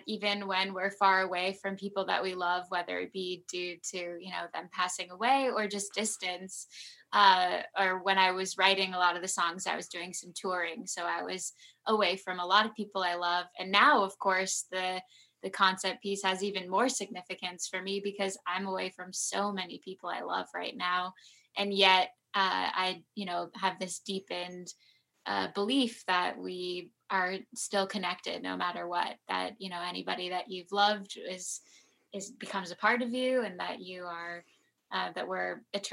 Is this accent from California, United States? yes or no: yes; Southern California mountains, United States; now in Los Angeles, United States; I was born in LA, and then I moved to the Southern California mountains